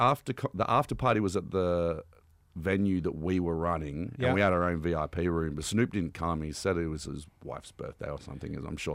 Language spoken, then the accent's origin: English; Canberra, Australian Capital Territory, Australia; Where I grew up in Canberra, weed is decriminalized